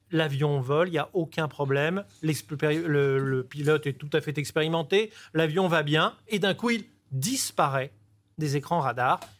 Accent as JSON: {"language": "French", "town": "Nice", "region": "Provence-Alpes-Côte d'Azur", "country": "France", "said": "Moi, je suis niçois"}